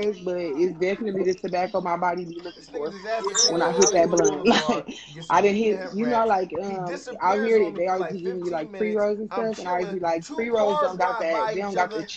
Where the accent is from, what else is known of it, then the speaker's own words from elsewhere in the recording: Compton, California, United States; I'm from Compton